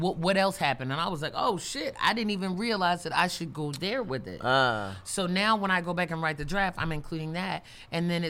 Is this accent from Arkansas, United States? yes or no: no; Baltimore, Maryland, United States; in my hometown, like, I can't really do an open mic in Baltimore